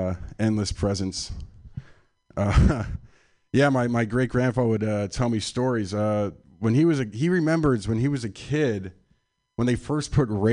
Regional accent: San Francisco, California, United States; I'm from San Francisco. This is my my hometown, from the Sunset District.

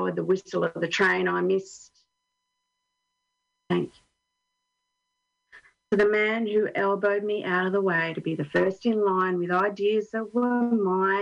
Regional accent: Australia; now in Finland; I'm Australian

